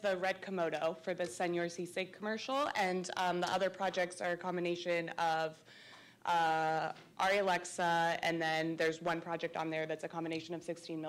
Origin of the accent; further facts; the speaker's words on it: Half Moon Bay, California, United States; moved away as an adult; now in San Francisco, United States; I'm from Half Moon Bay. I moved here to San Francisco in 2016.